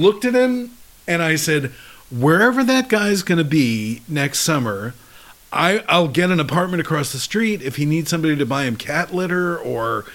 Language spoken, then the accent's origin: English; New York City, New York, United States; moved away as an adult; now in San Francisco, United States; In Queens, in New York City